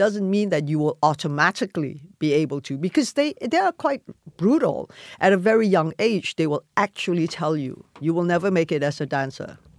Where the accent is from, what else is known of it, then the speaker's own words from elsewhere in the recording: Malaysia; moved away; also born or lived in London; I grew up in Malaysia